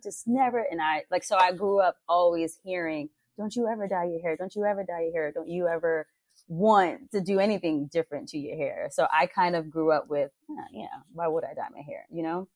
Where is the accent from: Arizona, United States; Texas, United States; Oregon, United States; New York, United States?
New York, United States; New York City; now in Los Angeles, United States; I grew up in Harlem, New York City